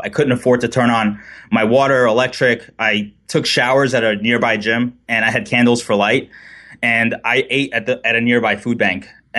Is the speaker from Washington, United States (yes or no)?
no; New York City, New York, United States; now in San Clemente, United States; We reside in beautiful San Clemente, California. I grew up originally in New York City, and I'm kind of getting used to having just one season instead of four